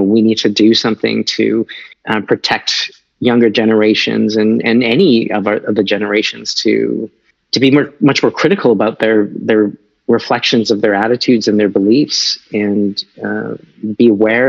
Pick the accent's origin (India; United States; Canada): Canada; It's like, what do I have to do with any of the origins of this? I'm just a Canadian citizen.